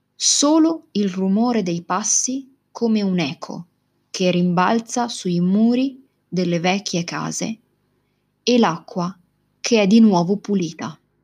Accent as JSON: {"language": "Italian", "town": "Venice", "region": "Veneto", "country": "Italy", "tie": "born or raised there", "said": "la mia città, Venezia. Probabilmente una delle città più belle e particolari del mondo è la città dove sono nata, cresciuta, dove ho studiato e lavorato."}